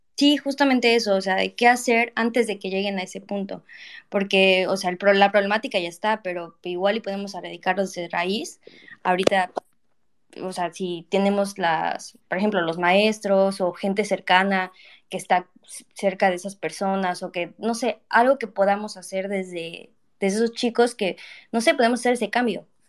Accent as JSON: {"language": "Spanish", "region": "Tlaxcala", "country": "Mexico", "tie": "born or raised there", "said": "Yo soy de Tlaxcala, este, y es muy triste que pues no se dé a conocer el estado donde nací"}